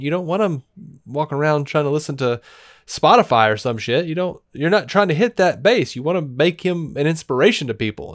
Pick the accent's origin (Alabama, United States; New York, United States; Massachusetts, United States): Alabama, United States; Montgomery; now in Birmingham, United States; I'm from Montgomery